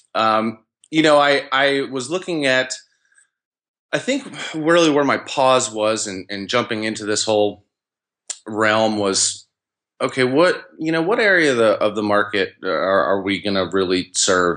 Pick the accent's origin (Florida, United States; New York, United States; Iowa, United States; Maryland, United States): New York, United States; Albany; I grew up in the Albany, New York area